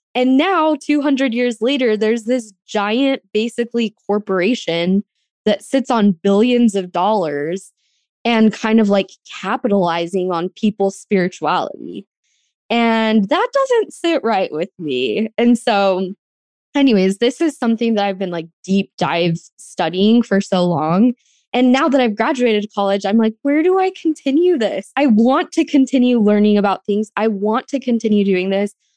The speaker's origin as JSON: {"language": "English", "region": "Arizona", "country": "United States", "tie": "born or raised there", "moved": "yes", "lives_now": "Los Angeles, United States", "said": "I grew up on a ranch in Arizona, which is in Apache County."}